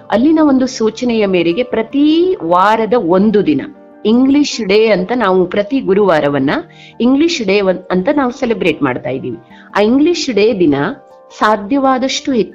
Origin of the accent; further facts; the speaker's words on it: Karnataka, India; ನಮ್ಮದೇ ತಾಲೂಕಿನ Gundubala number one ಶಾಲೆಗೆ ಆಯ್ಕೆಯಾದಾಗ